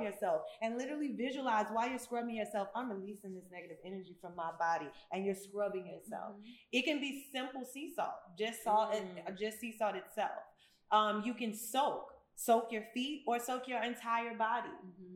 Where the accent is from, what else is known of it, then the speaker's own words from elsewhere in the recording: United States; moved away as an adult; also born or lived in Memphis, Tennessee / Chicago, Illinois / Atlanta, Georgia; now in Ghana; So I literally grew up in both, both Memphis and Chicago